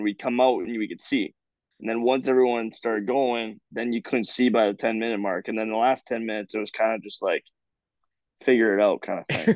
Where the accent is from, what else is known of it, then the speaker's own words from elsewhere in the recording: Sault Ste. Marie, Ontario, Canada; Me and his younger brother played hockey growing up in the Sioux.